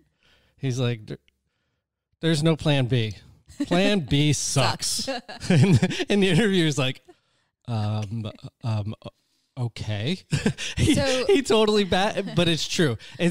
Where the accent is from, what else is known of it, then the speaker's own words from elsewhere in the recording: Connecticut, United States; I'm originally from Connecticut. I moved out here, and I remember just thinking, well, if it doesn't work out, I will move back.